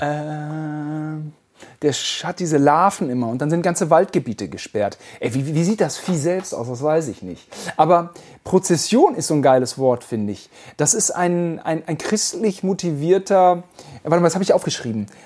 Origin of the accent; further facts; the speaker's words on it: West Germany, Germany; Wir sind Westdeutsche